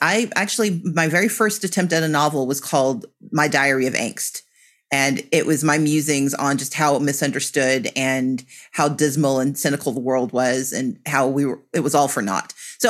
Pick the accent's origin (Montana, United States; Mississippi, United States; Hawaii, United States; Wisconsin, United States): Mississippi, United States; moved away; also born or lived in Georgia; where I was growing up in Mississippi. Mm-hmm. And as I grew up and moved to Georgia